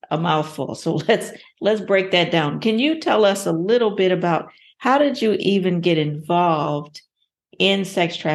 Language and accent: English; Anchorage, Alaska, United States; also born or lived in Ohio; Yes, I was born and raised in Anchorage.